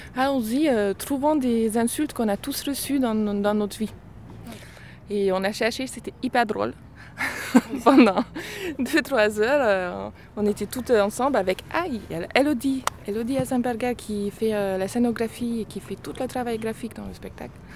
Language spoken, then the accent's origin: French; Budapest, Hungary; French is a second language; now in Cluny, France; Je viens de Budapest